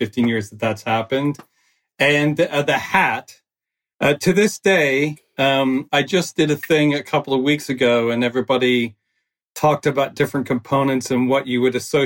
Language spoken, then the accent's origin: English; Texas, United States; moved away as an adult; now in London, United Kingdom; I'm originally from Texas, as I said, an American